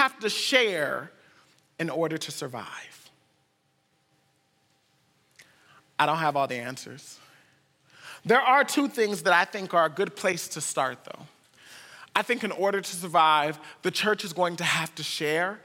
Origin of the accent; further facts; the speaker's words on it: United States; we're from the United States